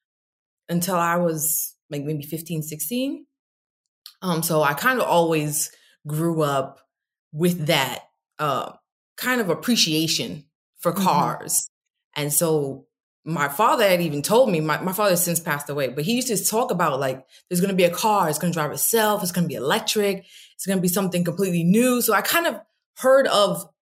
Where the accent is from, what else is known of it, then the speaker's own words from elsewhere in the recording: New York, United States; moved away as an adult; also born or lived in Stamford, Connecticut; now in Atlanta, United States; I'm from New York